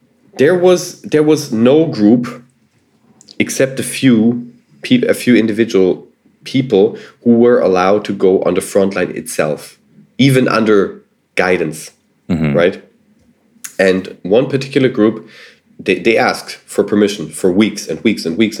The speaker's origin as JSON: {"language": "English", "country": "Germany", "said": "I was from Germany."}